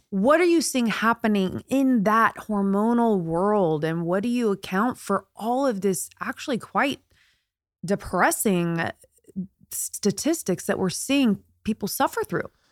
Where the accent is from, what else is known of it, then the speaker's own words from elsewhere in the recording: Indiana, United States; now in California, United States; I'm from Indiana, born and raised